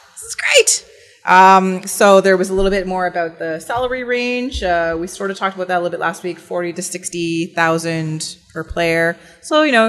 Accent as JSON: {"language": "English", "town": "Vancouver", "region": "British Columbia", "country": "Canada", "said": "I'm from Vancouver"}